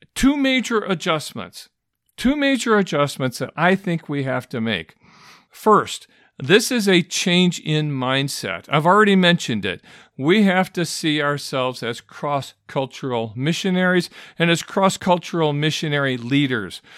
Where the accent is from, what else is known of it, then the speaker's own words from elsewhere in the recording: Michigan, United States; I grew up in Michigan